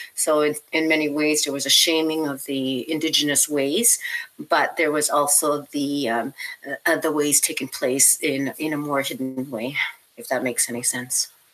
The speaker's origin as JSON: {"language": "English", "region": "northwestern Ontario", "country": "Canada", "tie": "born or raised there", "said": "I grew up in a northern community in the northwest of Ontario."}